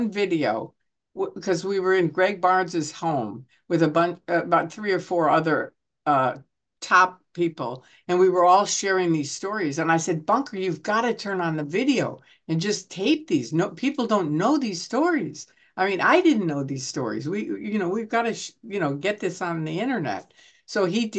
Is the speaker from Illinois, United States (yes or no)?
yes; Chicago, Illinois, United States; also born or lived in Kansas City; I was born in Kansas City. I was raised in Chicago, but I was born in Kansas City where my grandparents are